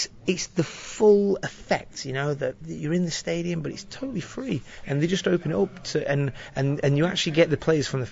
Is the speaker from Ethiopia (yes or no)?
no; Preston, North West England, United Kingdom; now in Old Trafford, United Kingdom; I'm originally from Preston